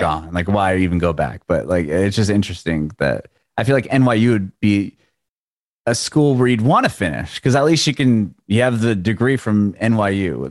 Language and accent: English; San Diego, California, United States; moved away as an adult; also born or lived in San Francisco; now in Nashville, United States; I grew up in San Diego where you needed a car to do anything.